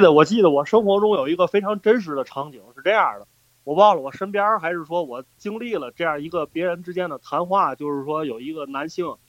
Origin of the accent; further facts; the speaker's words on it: China; 我们作为中国人